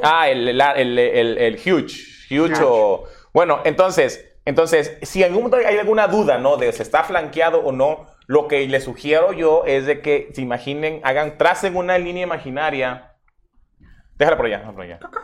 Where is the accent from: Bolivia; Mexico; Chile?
Mexico; somos mexicanos